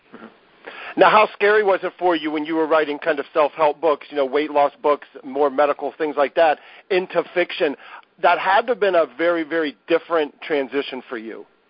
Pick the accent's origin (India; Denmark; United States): United States; Ohio; I grew up in the Midwest in Ohio